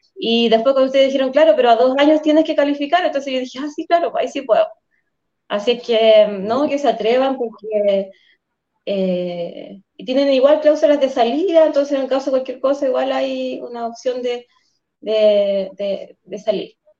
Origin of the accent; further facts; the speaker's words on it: Coyhaique, Aysén, Chile; Yo soy patagona, Coyhaique es mi ciudad natal y aquí trabajo y, vivo